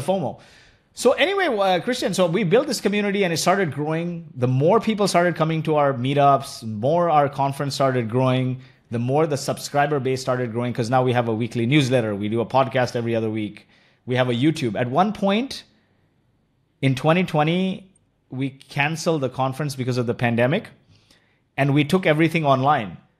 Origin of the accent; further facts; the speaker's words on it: Kuwait; moved away; also born or lived in India; my childhood was spent, you know, I was born in Kuwait